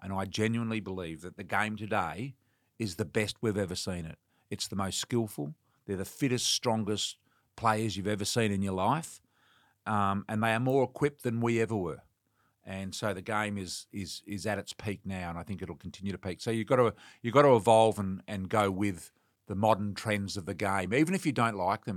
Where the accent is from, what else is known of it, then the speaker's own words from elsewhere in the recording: Western Australia, Australia; moved away; I'm from Western Australia